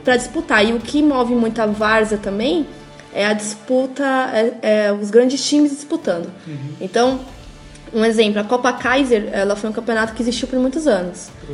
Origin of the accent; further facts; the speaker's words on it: Caieiras, São Paulo, Brazil; eu cresci em Caieiras, sou de lá